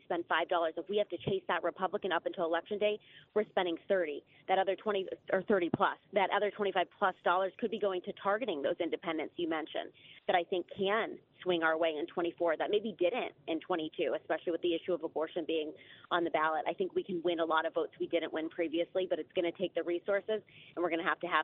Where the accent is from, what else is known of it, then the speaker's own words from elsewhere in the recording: Ohio, United States; I'm in Ohio. I'm from Ohio.